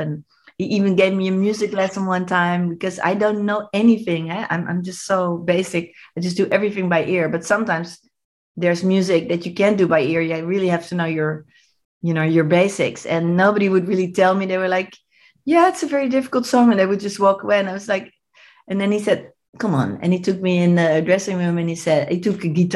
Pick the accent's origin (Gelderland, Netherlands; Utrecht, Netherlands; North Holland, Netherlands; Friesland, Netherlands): North Holland, Netherlands; Amsterdam; moved away; I'm from Amsterdam